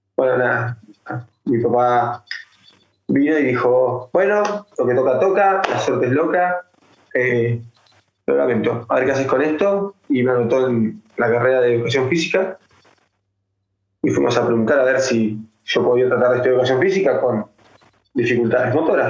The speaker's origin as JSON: {"language": "Spanish", "town": "Ushuaia", "region": "Tierra del Fuego", "country": "Argentina", "said": "yo soy de la provincia, yo soy de Ushuaia, de Tierra del Fuego, del fin del mundo."}